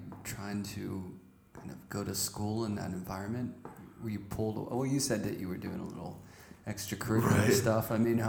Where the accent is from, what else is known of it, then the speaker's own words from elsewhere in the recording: Pittsburgh, Pennsylvania, United States; I'm from Pittsburgh